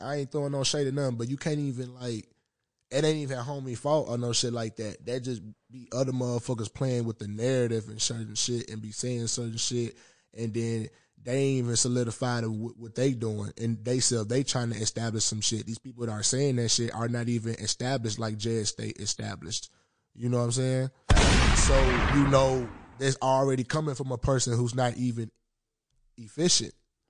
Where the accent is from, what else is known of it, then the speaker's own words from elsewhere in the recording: Southern United States, United States; I'm from the South and I'm into music and shit.